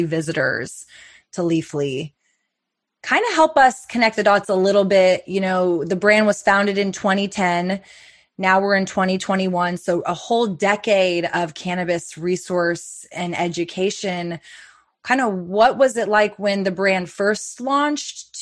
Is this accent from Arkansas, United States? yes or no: no; Austin, Texas, United States; my hometown in Austin